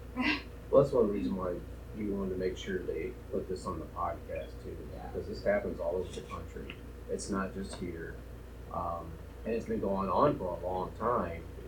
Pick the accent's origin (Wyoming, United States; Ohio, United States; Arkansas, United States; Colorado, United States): Arkansas, United States; moved away; I grew up in Arkansas